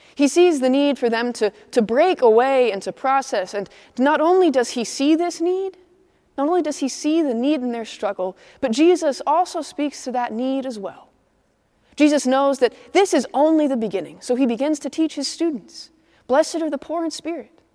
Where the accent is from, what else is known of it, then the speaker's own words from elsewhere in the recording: Midwest, United States; now in Atlanta, United States; I'm a Midwesterner